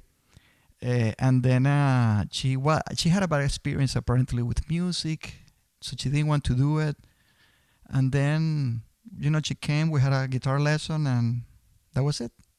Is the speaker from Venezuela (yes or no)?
yes; Venezuela; moved away as an adult; also born or lived in Boston; now in United States; I'm originally from Venezuela. I came to the U.S. in 92